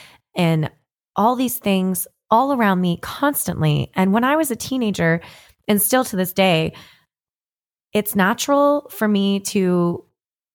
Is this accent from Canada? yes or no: yes; Canada; now in Nashville, United States; I'm a Canadian country artist living in Nashville, Tennessee